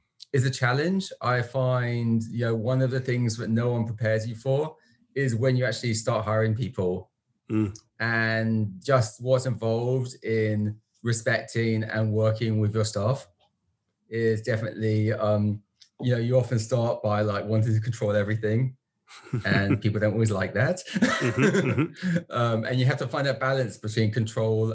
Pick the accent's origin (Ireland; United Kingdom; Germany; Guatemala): United Kingdom; London; moved away as an adult; also born or lived in United States; now in Vancouver, Canada; So originally from London, from the UK, not the Canadian London